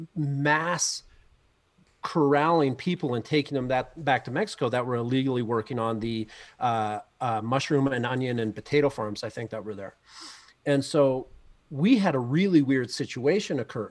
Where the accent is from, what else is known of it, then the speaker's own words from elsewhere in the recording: Canada; moved away as an adult; now in Mammoth Lakes, United States; being a Canadian coming down to go to school in the U S